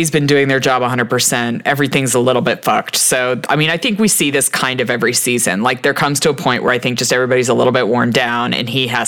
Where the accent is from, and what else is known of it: United States